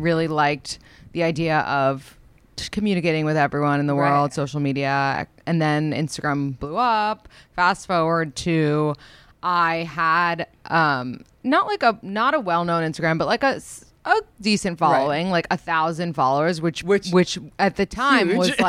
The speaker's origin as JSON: {"language": "English", "town": "New York City", "region": "New York", "country": "United States", "tie": "born or raised there", "said": "I was born and raised in New York City"}